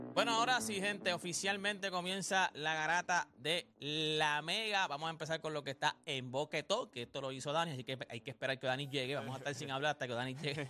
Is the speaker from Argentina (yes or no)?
no; Puerto Rico; somos parte de los Estados Unidos. Nosotros quisimos construir como si fuéramos un estado de los Estados Unidos. Nosotros somos una isla, somos muy pequeños